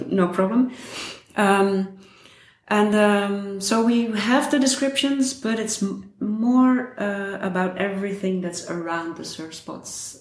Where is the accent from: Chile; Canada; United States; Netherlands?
Netherlands; I'm from Holland